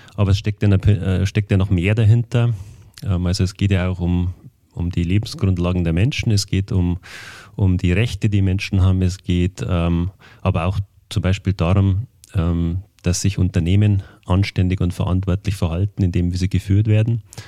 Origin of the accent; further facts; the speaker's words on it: Berchtesgadener Land, Bavaria, Germany; ich komme ja aus dem Berchtesgadener Land